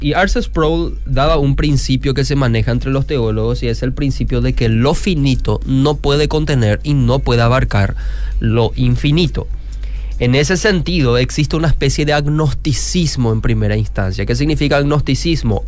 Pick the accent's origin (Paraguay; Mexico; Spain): Paraguay; Luque, Central; Yo también soy de Luque, esa misma zona